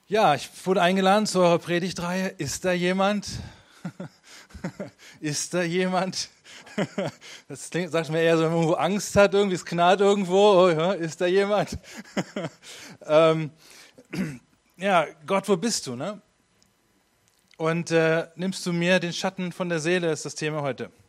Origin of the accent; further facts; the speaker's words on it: Hameln, Lower Saxony, Germany; ich komme eigentlich aus Hameln.